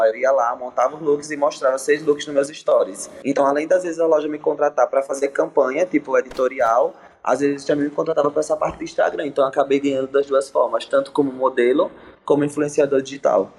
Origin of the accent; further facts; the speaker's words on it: Maceió, Alagoas, Brazil; moved away as an adult; also born or lived in Florianópolis / Rio de Janeiro; now in São Paulo, Brazil; Sou de Maceió, Alagoano. Nordeste, tô morando em São Paulo agora